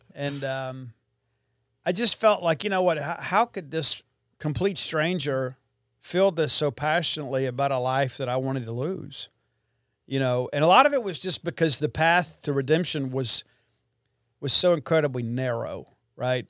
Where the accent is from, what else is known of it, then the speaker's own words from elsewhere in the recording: Columbia, Mississippi, United States; my hometown of Columbia, Mississippi